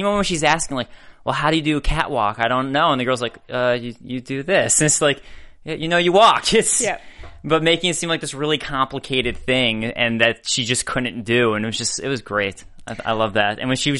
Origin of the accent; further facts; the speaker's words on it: Chicago, Illinois, United States; Like, I'm from Chicago, where that's